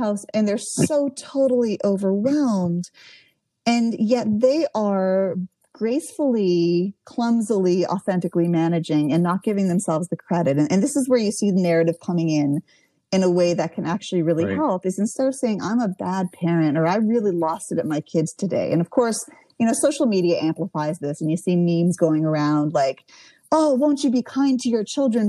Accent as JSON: {"language": "English", "country": "Canada", "moved": "yes", "lives_now": "United States", "said": "I'm from Canada originally. All my family's in Canada"}